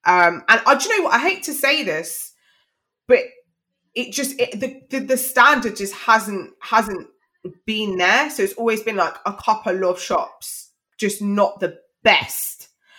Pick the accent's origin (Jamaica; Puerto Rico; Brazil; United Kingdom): Jamaica; I mean, I'm Jamaican. It's a lot of Jamaicans, a lot of Dominicans.